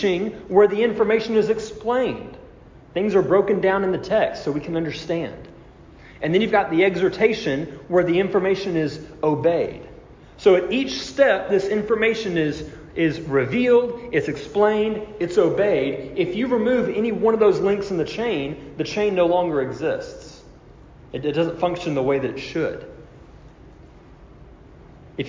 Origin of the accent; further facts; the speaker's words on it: United States; we as American Christians